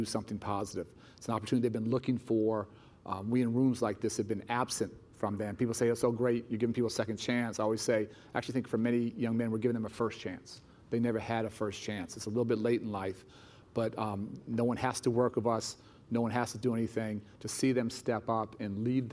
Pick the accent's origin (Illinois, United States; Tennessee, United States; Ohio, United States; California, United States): Illinois, United States; Chicago; my hometown of Chicago